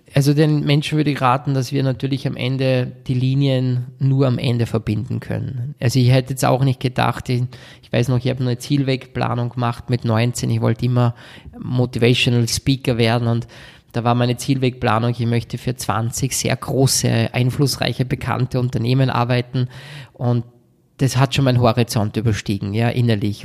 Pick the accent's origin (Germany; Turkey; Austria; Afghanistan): Austria; Salzburg; bei uns in Salzburg